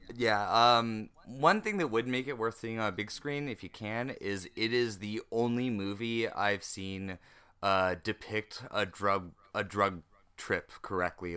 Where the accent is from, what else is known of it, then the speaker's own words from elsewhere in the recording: North Carolina, United States; now in California, United States; you are in my home state right now